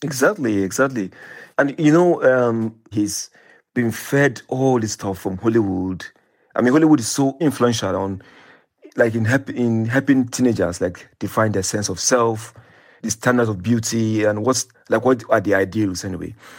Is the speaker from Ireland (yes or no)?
no; Nigeria; I was growing up in Nigeria